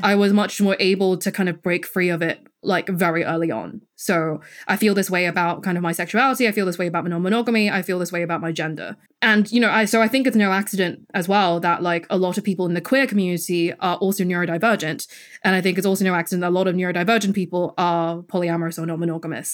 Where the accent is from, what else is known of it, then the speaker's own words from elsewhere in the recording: Hong Kong; moved away; I'm from Hong Kong, I grew up there, and my parents still live there.